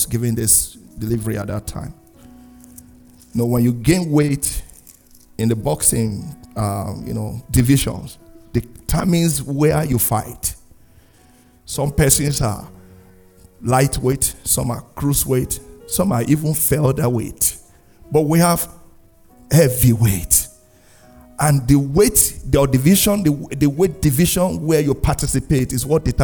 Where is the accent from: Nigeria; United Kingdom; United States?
Nigeria; moved away as an adult; now in Canada; my home country, Nigeria